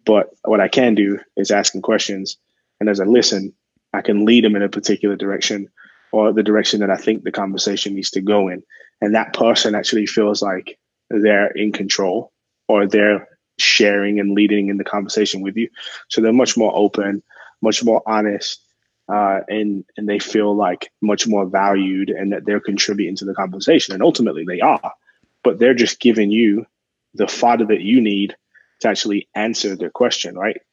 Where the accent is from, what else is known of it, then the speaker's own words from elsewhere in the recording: England, United Kingdom; moved away; I'm originally from England